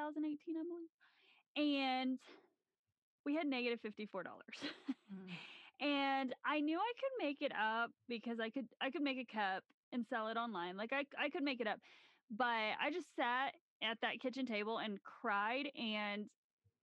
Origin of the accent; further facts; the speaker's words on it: Southern Illinois, United States; moved away as an adult; also born or lived in Tennessee; now in Colorado, United States; we both grew up in Southern Illinois